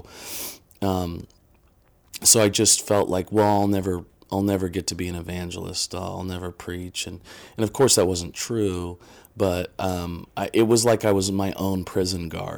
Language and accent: English; Indiana, United States; You know, I'm a kid from Indiana, and I went to Anderson University.